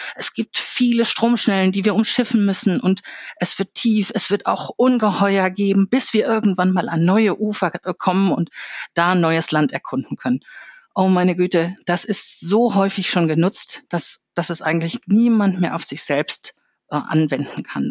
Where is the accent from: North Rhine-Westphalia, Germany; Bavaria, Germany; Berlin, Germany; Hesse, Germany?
North Rhine-Westphalia, Germany; Ruhr area; ich bin im Ruhrgebiet aufgewachsen